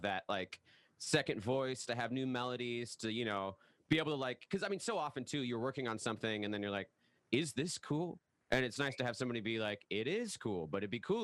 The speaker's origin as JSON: {"language": "English", "area": "the Northwest", "region": "Pacific Northwest", "country": "United States", "said": "I'm from the Northwest"}